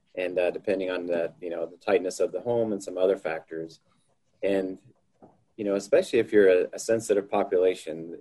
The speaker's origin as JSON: {"language": "English", "town": "Houston", "region": "Texas", "country": "United States", "moved": "as an adult", "lives_now": "Missoula, United States", "said": "I'm originally from Houston, Texas, and uh, I moved up to, Missoula, Montana in, uh, in May of 1997 to go to graduate school"}